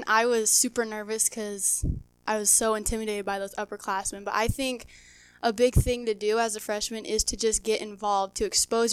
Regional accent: York, Nebraska, United States; Growing up in York

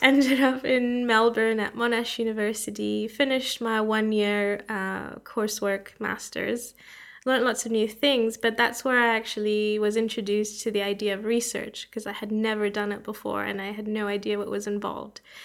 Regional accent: Canada; moved away as an adult; also born or lived in Toronto, Canada / Canberra, Australia; now in Oxford, United Kingdom; I'm from Canada.

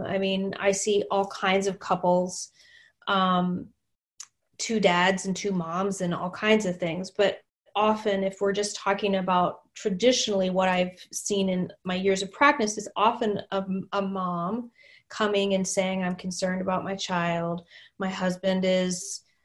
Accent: Texas, United States; moved away as an adult; now in Minnesota, United States; I was new to Minnesota. I'm from Texas, and Minnesota was so different for me

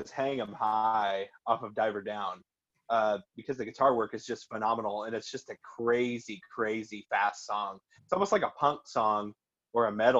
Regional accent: Waldron, Indiana, United States; the neighborhood where I grew up in Waldron, Indiana, a small town

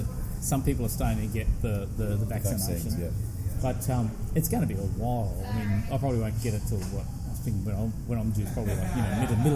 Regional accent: Queensland, Australia; I'm from Queensland

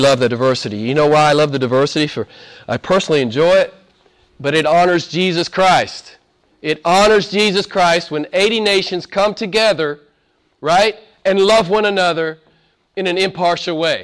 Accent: the Bible Belt, United States; moved away; Back where I'm from, I grew up in the Bible Belt, so there's churches on every corner

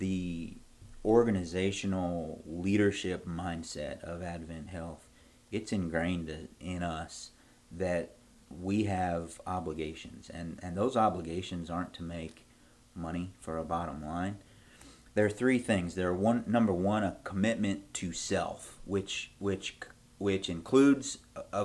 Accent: Chattanooga, Tennessee, United States; moved away as an adult; also born or lived in Orlando, Florida; now in Manchester; So I'm a Southern kid. I was born in Chattanooga, Tennessee. Most of my family still lives there, my grandparents and my parents, a bunch of cousins are down there. went to school there

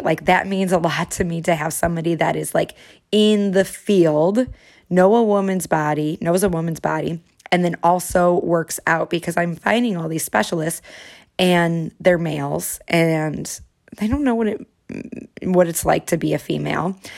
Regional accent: Chicago, Illinois, United States; moved away; all my favorites from my hometown

